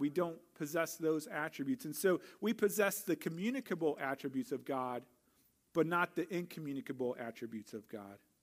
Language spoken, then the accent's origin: English; St. Louis, Missouri, United States; moved away as an adult; I grew up in Saint Louis